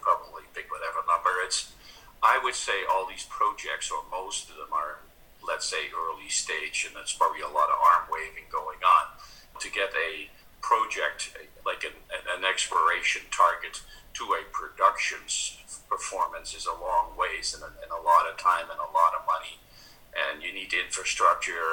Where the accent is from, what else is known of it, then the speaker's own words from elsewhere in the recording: Netherlands; moved away as an adult; now in Canada; I immigrated from Holland to Canada